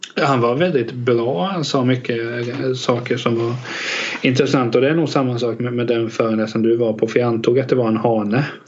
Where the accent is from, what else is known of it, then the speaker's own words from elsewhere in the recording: Västervik, Kalmar County, Sweden; Jag är faktiskt född där